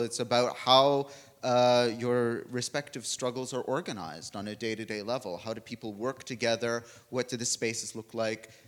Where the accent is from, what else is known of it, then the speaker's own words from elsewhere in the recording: Canada; I'm a Canadian